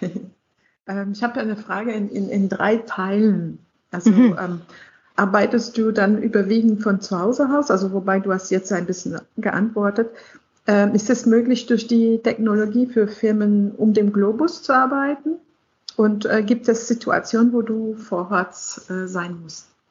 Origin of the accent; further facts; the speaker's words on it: Canada; now in Germany; mir als Kanadierin in Deutschland